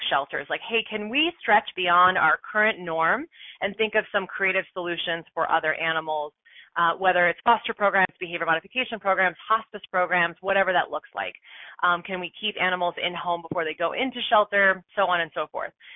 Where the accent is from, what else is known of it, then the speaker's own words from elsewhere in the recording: East Coast, United States; moved away; also born or lived in San Francisco / Boulder, Colorado; I'm from the East Coast